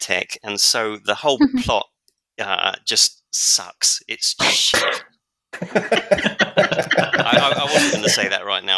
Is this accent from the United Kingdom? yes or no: yes; London, United Kingdom; moved away; I was born in London, so I know London pretty well, even though I haven't lived in the UK for a long time